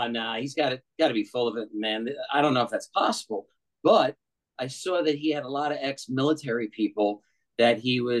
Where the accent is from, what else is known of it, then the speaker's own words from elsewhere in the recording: New York City, New York, United States; moved away; I was originally from New York